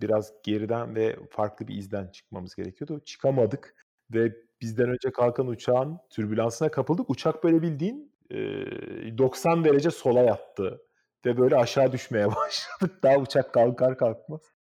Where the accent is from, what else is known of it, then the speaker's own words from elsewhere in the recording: Istanbul, Turkey; moved away; also born or lived in Gelibolu, Çanakkale; Benim doğduğum ev olan Hacı Şükrü sokaktaki apartmanda duruyor Kadıköy'de modada.